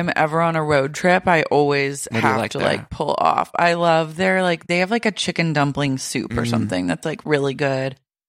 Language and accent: English; Oklahoma, United States; Like, I grew up in Oklahoma.